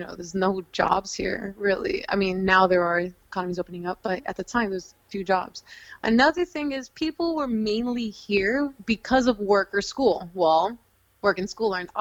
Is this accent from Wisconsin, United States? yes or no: no; Houston, Texas, United States; now in New York City, United States; I'm from Houston